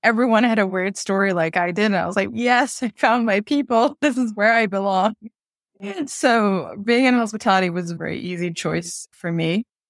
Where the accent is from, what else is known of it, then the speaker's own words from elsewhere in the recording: Bangkok, Thailand; born there; So I'm Bangladeshi Swiss and I was born in Bangkok.